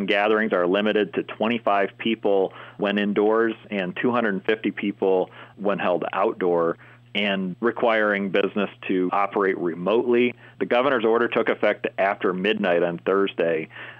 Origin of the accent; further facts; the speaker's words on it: Turtle Point, Pennsylvania, United States; my hometown of Turtle Point